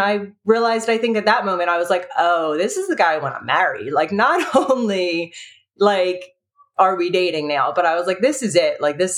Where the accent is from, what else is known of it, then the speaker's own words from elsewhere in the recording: New Jersey, United States; I was originally from New Jersey, even though I moved around a lot, came back home.